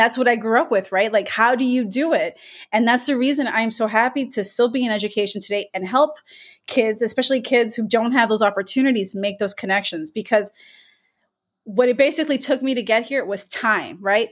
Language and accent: English; Miami, Florida, United States; I grew up in Miami